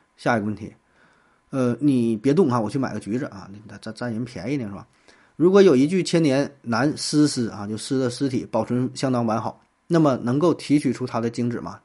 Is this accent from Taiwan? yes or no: no; Northeast China, China; 像咱东北呢，有很多是闯关东来的哈，一说这籍贯是哪的，或者说老家是哪的，有很多是从这个山东闯关东过来的哈